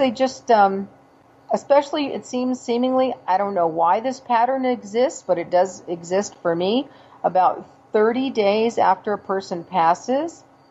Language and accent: English; California, United States; moved away; I'm from California originally